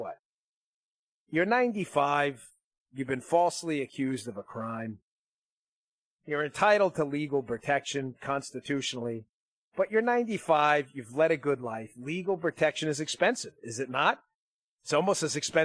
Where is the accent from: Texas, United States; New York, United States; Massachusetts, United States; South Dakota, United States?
New York, United States; I'm from New York